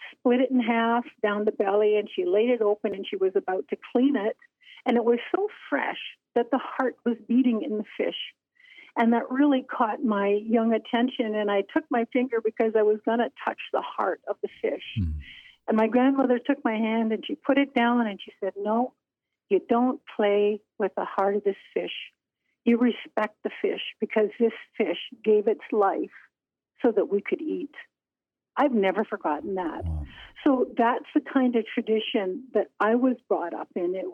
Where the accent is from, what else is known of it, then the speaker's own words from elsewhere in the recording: western coast of the Hudson Bay, northern Manitoba, Canada; as a little girl playing along the rocks and shores of my hometown